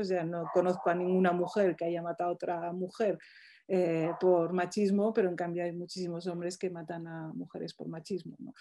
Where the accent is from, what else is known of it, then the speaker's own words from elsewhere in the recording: Morocco; now in Spain; mi pueblo de Marruecos